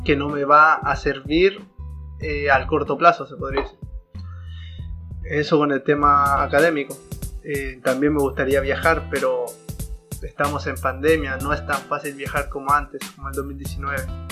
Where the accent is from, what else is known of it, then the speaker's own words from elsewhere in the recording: Arica, Arica y Parinacota, Chile; soy de Chile, para ser específico de Arica